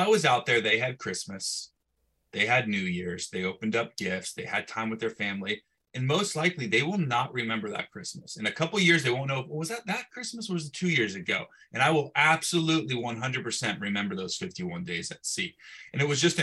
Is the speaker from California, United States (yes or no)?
yes; Bay Area, California, United States; I come back to my hometown. I'm in the Bay Area, smaller town